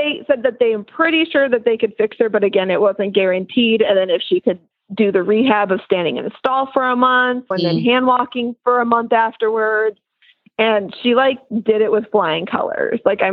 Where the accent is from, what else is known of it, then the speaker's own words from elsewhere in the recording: West Coast, United States; now in East Coast, United States; I'm from the West Coast and we moved out here to the East Coast